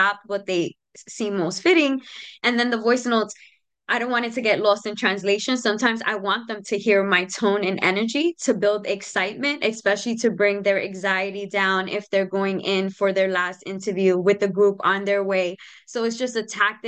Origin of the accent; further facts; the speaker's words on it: New York City, New York, United States; moved away as an adult; also born or lived in Capital Region, New York; I grew up in the South Bronx, 174th Street